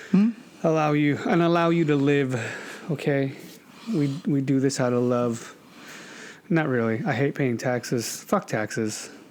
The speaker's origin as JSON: {"language": "English", "region": "California", "country": "United States", "said": "all different styles, but we all love being Californians."}